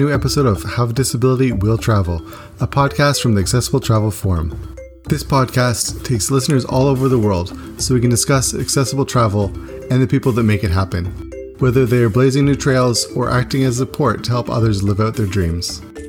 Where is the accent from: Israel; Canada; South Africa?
Canada; Though he is from Greece and I'm from Canada